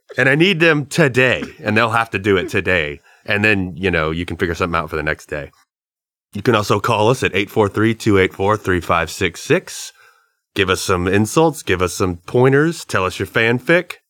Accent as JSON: {"language": "English", "region": "the South", "country": "United States", "said": "We're from the South."}